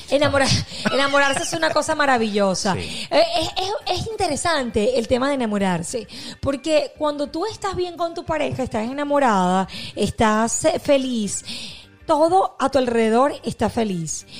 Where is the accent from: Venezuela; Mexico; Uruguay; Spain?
Venezuela; moved away; nosotros que somos de Venezuela